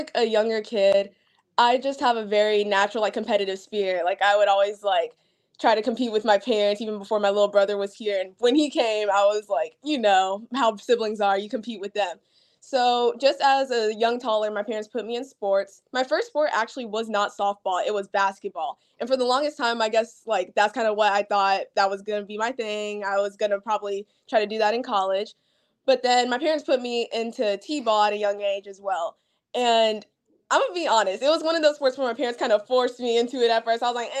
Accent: Huntsville, Alabama, United States; because I'm from Huntsville, which is really close to Florence. So that's like my hometown. I move a lot for my dad's job and stuff.

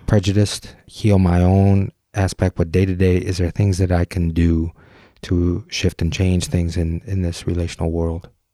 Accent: Detroit, Michigan, United States; I grew up in the Detroit area

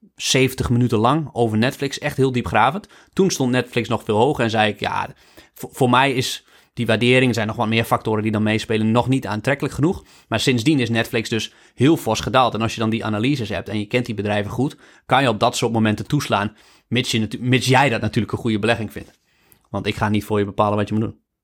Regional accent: Netherlands; wij de baarmoederloterij gewoon hebben als Nederlanders. Wij hebben, nog, we hebben, we hebben altijd, altijd in een vrij land geleefd.

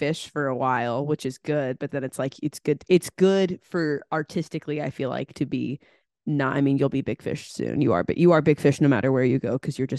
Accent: Long Beach, California, United States; I was born in Long Beach. I grew up there for a little bit.

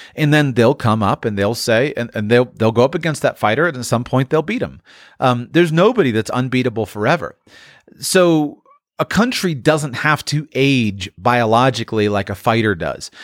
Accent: United States; you grow up as an American

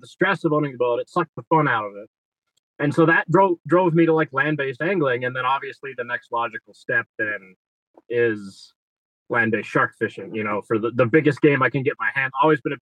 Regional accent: Newport Beach, California, United States; I grew up in Newport Beach, California, which is like a yachty sort of place

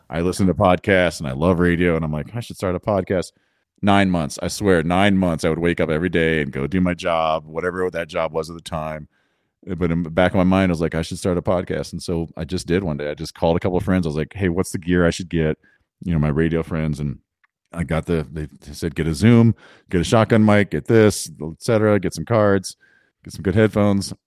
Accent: Carbondale, Illinois, United States; I grew up in Southern Illinois, outside Carbondale, Illinois.

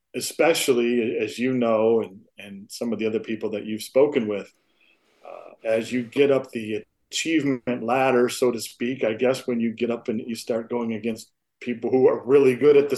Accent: Flint, Michigan, United States; I grew up in Michigan, in Flint, Michigan

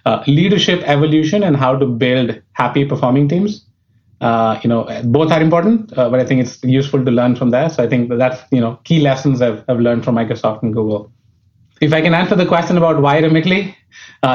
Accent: New Delhi, Delhi, India; moved away as an adult; I was born in India, brought up in New Delhi, which was the capital.

